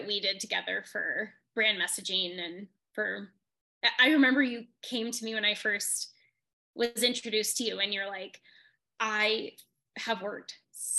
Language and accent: English; Wyoming, United States; also born or lived in Denver; I'm from Wyoming